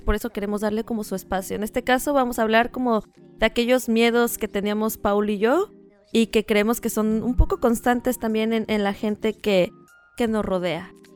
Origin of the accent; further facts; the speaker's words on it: Tijuana, Baja California, Mexico; nosotros crecimos en Playa de Tijuana, ¿no? Y cuando digo nosotros, hablo de mis hermanos y de mí